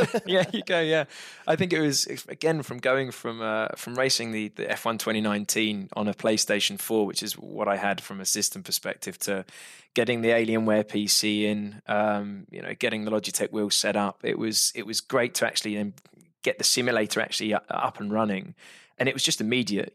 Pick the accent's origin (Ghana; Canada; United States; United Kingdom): United Kingdom; I'm British